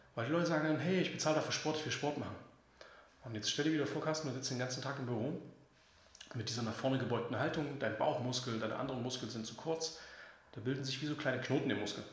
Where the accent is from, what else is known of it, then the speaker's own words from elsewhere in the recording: Leipzig, Saxony, Germany; ich bin selber Leipziger